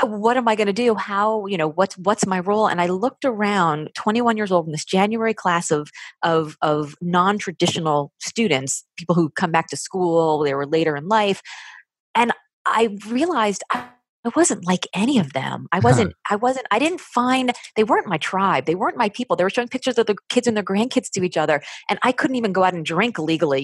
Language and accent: English; Miami, Florida, United States; growing up in Miami